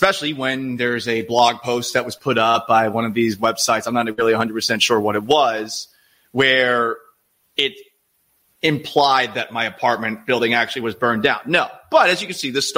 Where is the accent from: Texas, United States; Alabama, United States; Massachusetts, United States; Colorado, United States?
Massachusetts, United States; Boston; now in Seattle, United States; I'm someone from Boston originally.